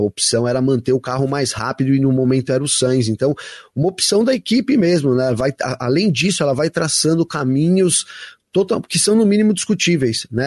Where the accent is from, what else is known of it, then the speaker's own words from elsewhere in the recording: Brazil; minha família é italiana, eu sou bra bem brasileiro